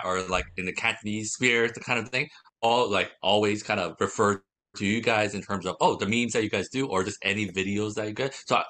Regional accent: Canada; also born or lived in Hong Kong / Taiwan; I was born in Hong Kong, moved to Canada when I was 4, lived there ever

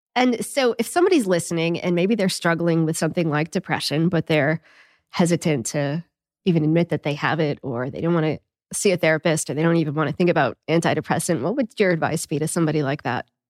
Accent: New England, United States; I'm from New England too

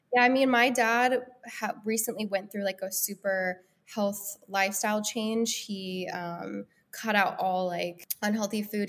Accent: Denver, Colorado, United States; also born or lived in Los Angeles, United States; now in Nashville, United States; I'm originally from Denver, Colorado

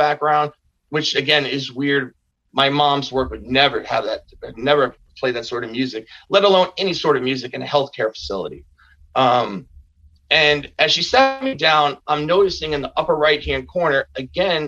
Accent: Bayonne, New Jersey, United States; my hometown of Bayonne, New Jersey

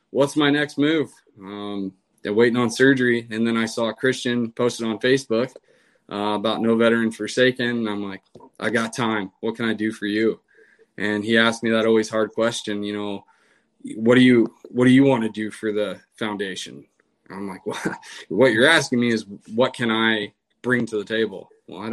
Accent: Washington, United States; moved away as an adult; I'm from Washington State

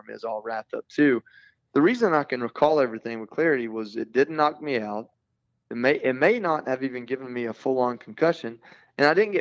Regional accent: Georgia, United States; I'm from a small town in Georgia.

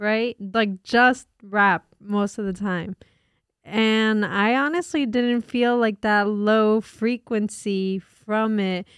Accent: New Jersey, United States; we're from North Jersey.

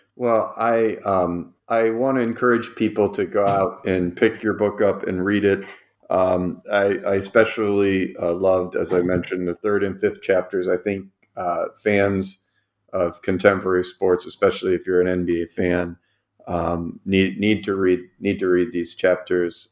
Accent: Cleveland, Ohio, United States; I'm also from Cleveland

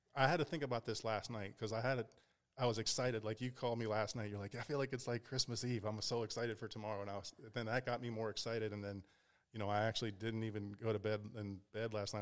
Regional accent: Pittsburgh, Pennsylvania, United States; moved away; also born or lived in Ohio / California / Las Vegas; I grew up in Pittsburgh.

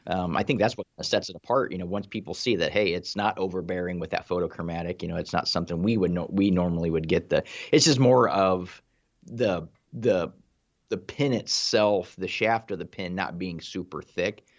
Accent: Ohio, United States; I'm from Ohio

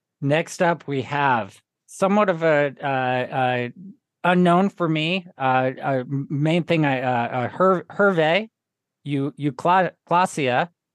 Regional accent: West Coast, United States; I'm a West Coast American

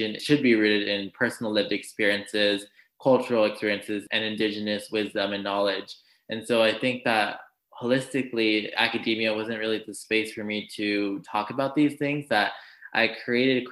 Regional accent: Los Angeles, California, United States; I grew up in Los Angeles, California, and my parents had immigrated from Mexico in the 1980s

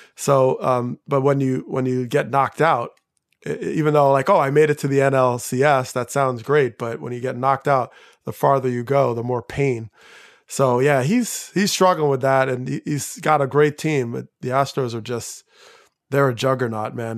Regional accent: outside of New York, United States; I grew up outside of New York

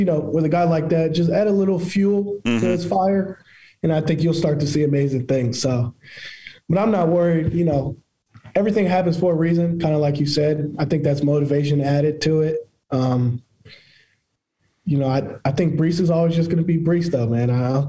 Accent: Jacksonville, Florida, United States; I'm from Jacksonville.

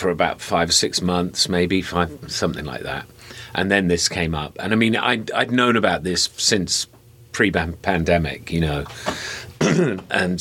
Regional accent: Bournemouth, South West England, United Kingdom; moved away as an adult; also born or lived in London / New York; now in Las Vegas, United States; I'm from Bournemouth on the south coast of England

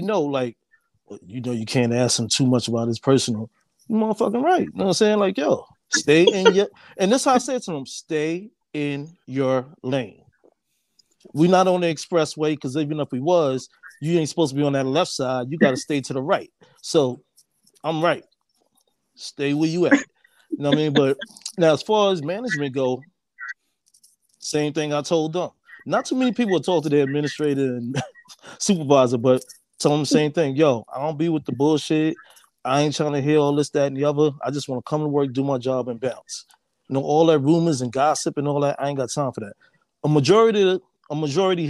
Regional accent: New York City, New York, United States; I'm from Harlem originally

